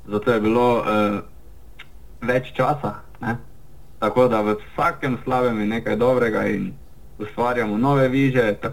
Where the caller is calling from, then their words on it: Slovenia; Zelo smo veseli in počaščeni, da smo se lahko iz Slovenije oglasili tudi v Avstralijo.